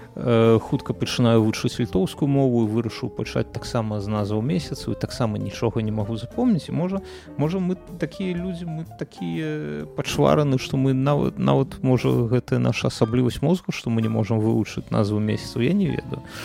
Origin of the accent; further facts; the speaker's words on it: Belarus; moved away; я як беларус які жыве за мяжой